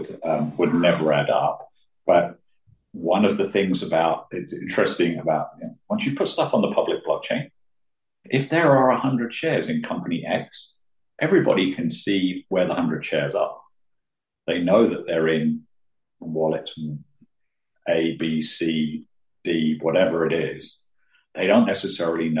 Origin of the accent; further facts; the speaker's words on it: United Kingdom; being British